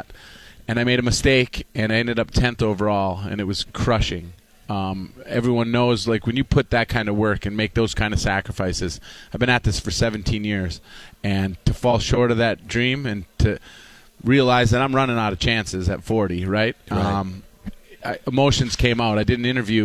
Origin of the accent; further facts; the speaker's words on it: Upper Peninsula, Michigan, United States; I come from a 400-foot ski hill in the Upper Peninsula